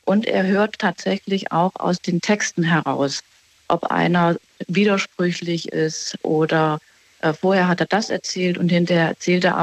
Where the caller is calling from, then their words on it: Baden-Baden, Baden-Württemberg, Germany; Ich bin in Baden-Baden.